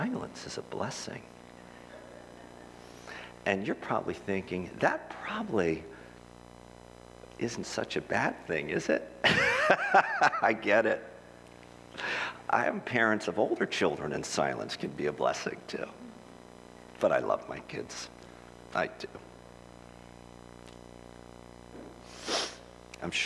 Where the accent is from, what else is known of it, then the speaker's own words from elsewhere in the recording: Philadelphia, Pennsylvania, United States; I'm from Philadelphia.